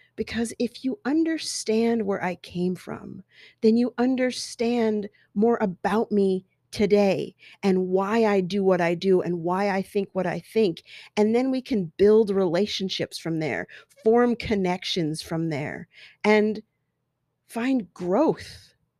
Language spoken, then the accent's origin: English; Colorado, United States; growing up in Colorado with all these white kids